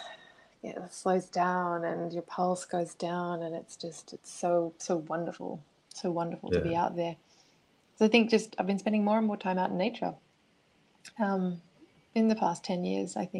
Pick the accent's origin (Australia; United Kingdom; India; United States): Australia; moved away; I'm originally from Australia, so my whole childhood was spent outdoors